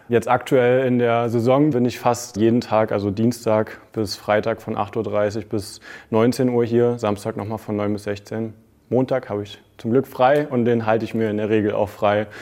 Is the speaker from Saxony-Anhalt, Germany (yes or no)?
yes; Saxony-Anhalt, Germany; moved away as an adult; damals noch in meiner Heimat in Aachen, Sachsen-Anhalt